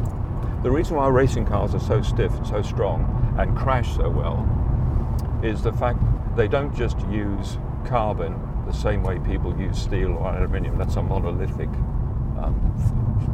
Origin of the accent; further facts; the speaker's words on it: Durban, KwaZulu-Natal, South Africa; moved away as an adult; now in United Kingdom; growing up in South Africa, I was in the sort of English set part, which is Natal and Durban of South Africa